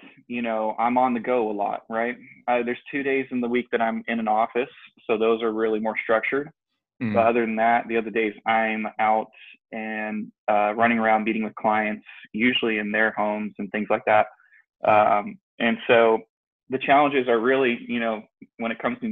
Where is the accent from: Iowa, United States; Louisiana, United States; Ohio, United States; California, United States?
California, United States; San Jose; moved away as an adult; now in Turlock, United States; I'm originally from the Silicon Valley, as some would know it, you know, the Bay Area, San Jose, California.